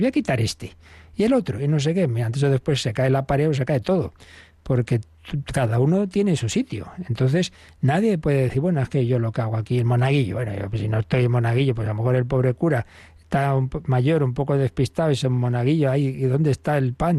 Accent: Spain; yo español

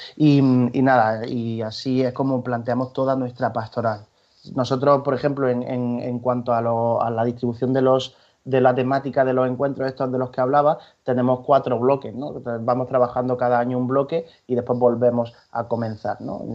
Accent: Granada, Andalusia, Spain; now in Valencia, Spain; yo soy de Granada

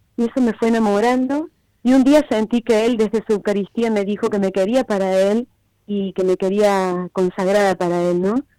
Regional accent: Argentina; moved away; soy de Argentina

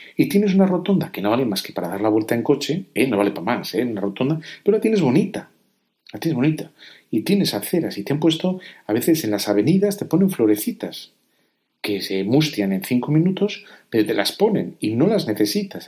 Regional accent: Spain; Yo aquí en España

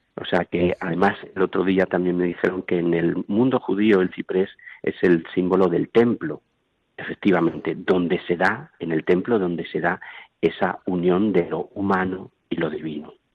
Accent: Medina del Campo, Castile and León, Spain; now in Toledo, Spain; soy de Medina del Campo

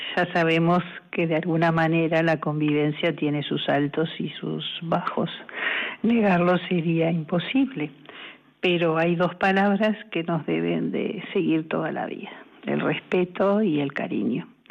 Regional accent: Uruguay; moved away as an adult; now in Spain; soy uruguaya y en España casi 15

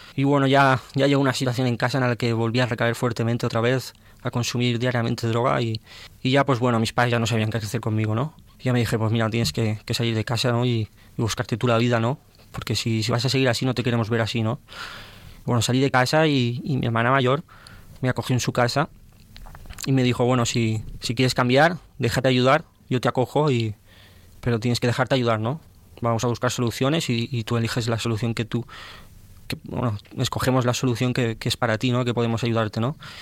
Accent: Valencia, Valencian Community, Spain; now in Tarragona, Spain; soy de Valencia

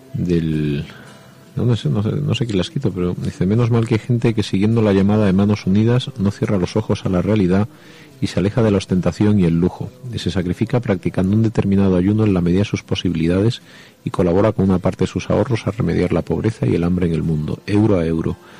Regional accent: Jaén, Andalusia, Spain; soy de Jaén

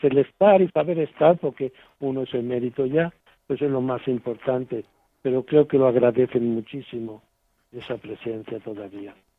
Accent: Spain; moved away as an adult; now in Zimbabwe; el día de mi despedida en mi pueblo y ante la Virgen de lo Alto, la patrona del pueblo, ¿no? El cariño que le teníamos porque había sido desde monaguillo hasta ahora sacerdote

